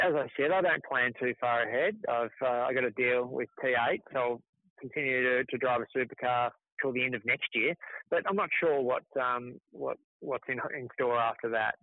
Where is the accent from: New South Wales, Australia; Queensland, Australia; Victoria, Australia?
Victoria, Australia; Melbourne; I grew up in Melbourne